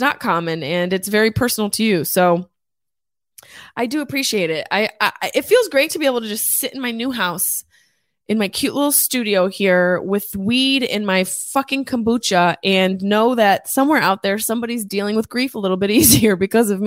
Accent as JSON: {"language": "English", "town": "Syracuse", "region": "New York", "country": "United States", "tie": "born or raised there", "said": "my hometown, Syracuse, New York"}